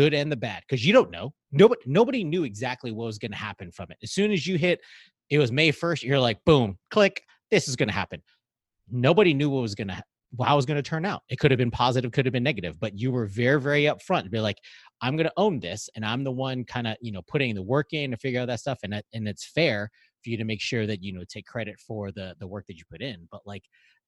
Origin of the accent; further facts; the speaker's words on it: Hawaii, United States; I'm a Filipino American. I was raised in Hawaii